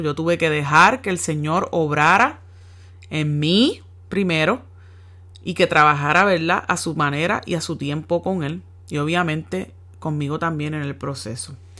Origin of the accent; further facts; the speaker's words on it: Yabucoa, Puerto Rico; moved away as an adult; now in United States; mi pueblo en Yabucoa